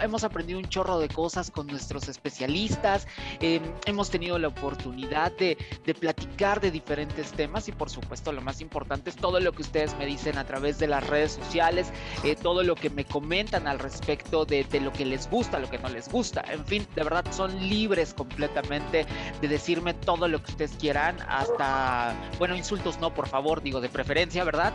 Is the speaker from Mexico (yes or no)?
yes; Veracruz, Mexico; Ella y yo somos paisanos, los dos somos de Veracruz